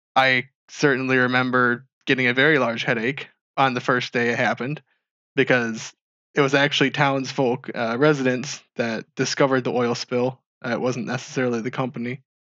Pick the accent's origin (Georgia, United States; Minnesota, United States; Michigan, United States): Michigan, United States; Marshall; I grew up in Marshall, Michigan